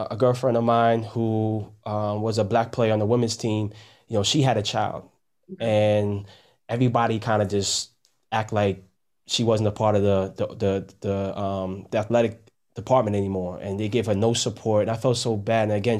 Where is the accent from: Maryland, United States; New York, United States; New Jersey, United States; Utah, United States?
New York, United States; New York City; I'm from Jamaica, Queens.